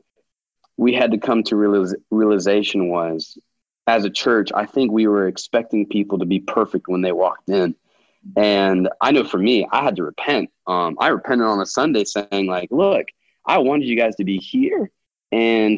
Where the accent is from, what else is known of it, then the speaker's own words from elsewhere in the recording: United States; a white male growing up in America